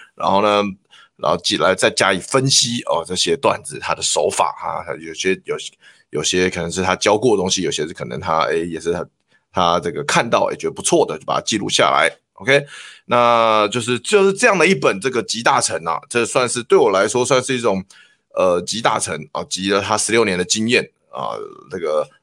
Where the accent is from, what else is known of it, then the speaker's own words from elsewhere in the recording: Taiwan; 我们台湾人